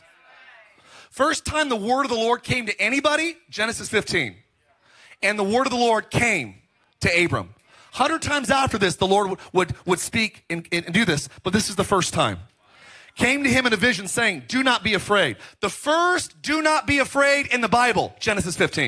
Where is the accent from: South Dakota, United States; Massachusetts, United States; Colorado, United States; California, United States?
California, United States; Palmdale; also born or lived in Lancaster, California; now in Orange County, United States; I grew up in Palmdale, Lancaster, and like Los Angeles, it's L.A. County